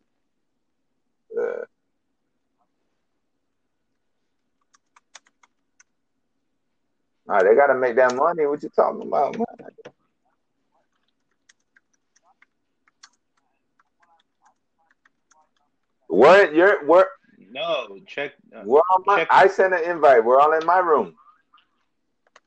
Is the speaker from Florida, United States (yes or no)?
yes; Miami, Florida, United States; I am from Miami